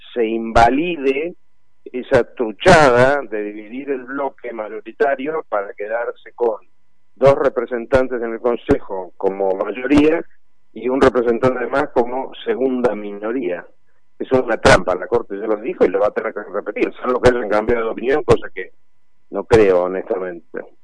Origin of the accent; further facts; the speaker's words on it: Argentina; como cualquier argentino